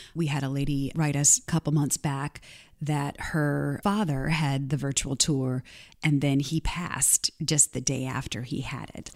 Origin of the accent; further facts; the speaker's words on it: Canton, Missouri, United States; I grew up in Canton, Missouri, population of about fifteen hundred people